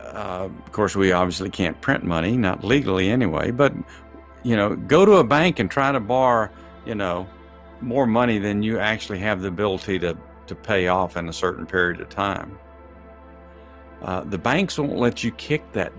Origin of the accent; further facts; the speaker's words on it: Texas, United States; I'm from Texas